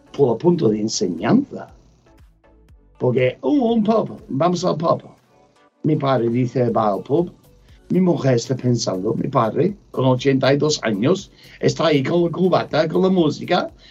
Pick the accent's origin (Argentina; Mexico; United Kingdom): United Kingdom; England; Spanish is a second language; now in Granada, Spain; no sé mucho español. Soy inglés